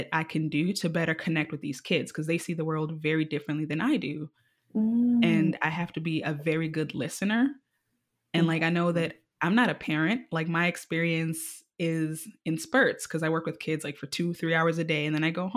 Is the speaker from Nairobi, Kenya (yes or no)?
yes; Nairobi, Kenya; now in United States; I was born and raised in Nairobi, Kenya